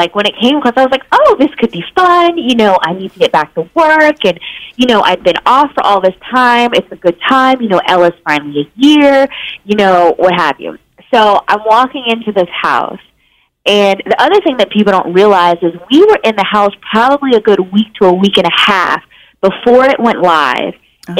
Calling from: Los Angeles, California, United States; I am calling in from Los Angeles.

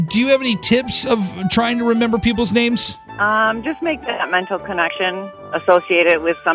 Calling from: Niles, Michigan, United States; I'm … from Niles, and I'm the smartest person awake.

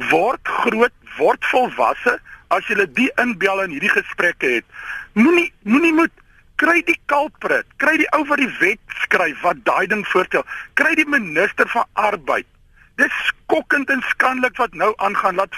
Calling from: Western Cape, South Africa; van Weskaap. Ek gee 'n klomp mense werk.

